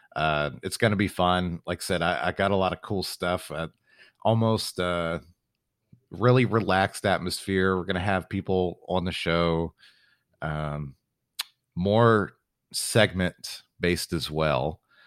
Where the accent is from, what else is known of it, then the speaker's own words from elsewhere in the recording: San Antonio, Texas, United States; moved away; San Antonio is my hometown